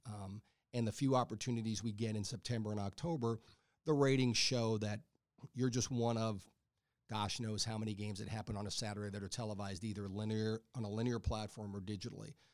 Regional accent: Texas, United States; moved away; I grew up in Texas

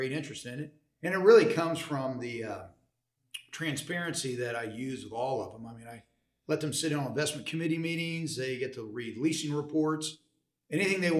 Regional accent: Dallas, Texas, United States; I grew up in Dallas. I tell people I've lived in the same zip code my entire life.

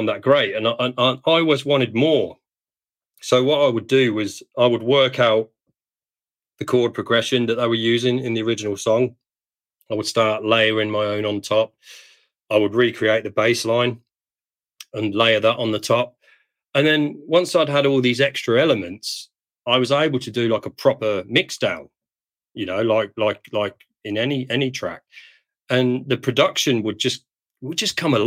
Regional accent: Perth, Western Australia, Australia; in my hometown.

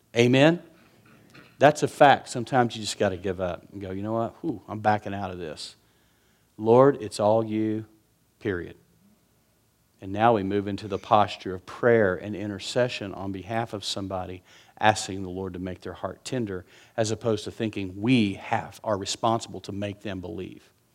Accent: West Texas, United States; I'm from West Texas

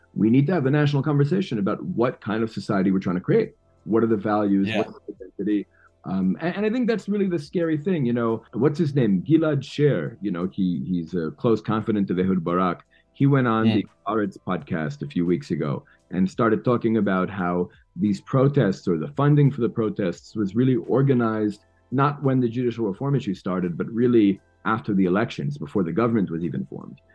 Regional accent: New York City, New York, United States; now in Israel; I'm born and raised in New York City, mostly with Irish and Albanian kids

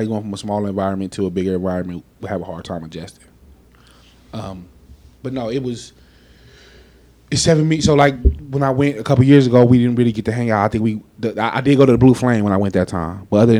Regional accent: Las Vegas, Nevada, United States; I'm from Vegas

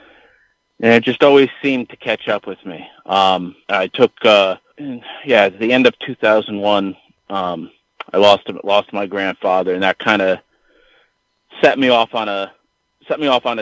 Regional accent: Connecticut, United States; growing up in Connecticut and, you know, the mid-90s

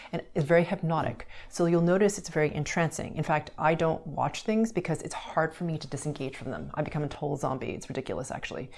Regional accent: Montreal, Quebec, Canada; I grew up in Montreal, Canada, where there was winter

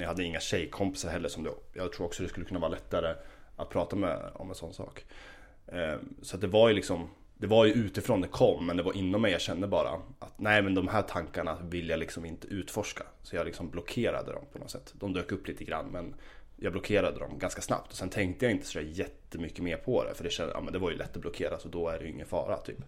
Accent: Gävle, Gävleborg County, Sweden; moved away as an adult; also born or lived in Stockholm; now in Uppsala, Sweden; Jag kommer ursprungligen från, eh, från Gävle. Ehm, och eh, ja, växte upp där.

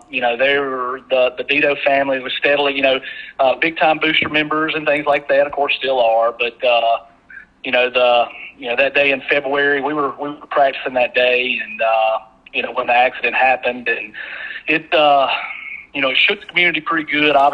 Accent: Taylorsville, Mississippi, United States; You know, I'm from Taylorsville

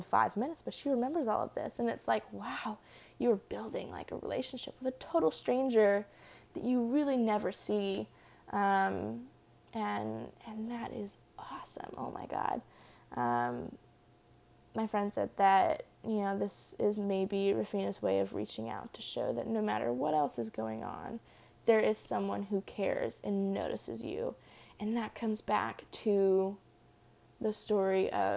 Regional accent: Charlottesville, Virginia, United States; when I was growing up in Charlottesville in Virginia

